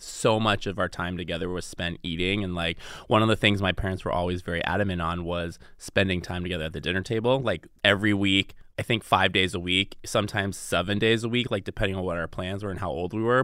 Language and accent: English; the Northwest, Pacific Northwest, United States; moved away as an adult; also born or lived in Seattle; now in Los Angeles, United States; I grew up in the Northwest